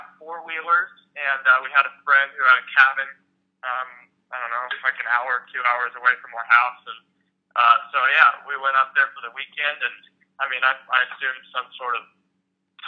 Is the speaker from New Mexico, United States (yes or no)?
yes; Albuquerque, New Mexico, United States; I'm from Albuquerque and I live here with my wife and our cat